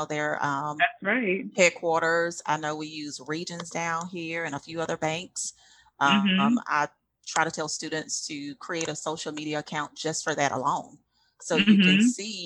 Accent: Prichard, Alabama, United States; I grew up in Pritchard, but I went to LaFleur

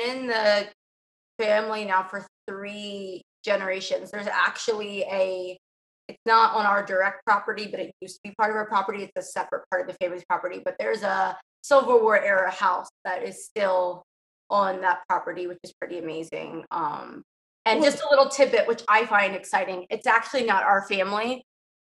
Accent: Southern Maryland, United States; moved away as an adult; I was born and raised in Southern Maryland

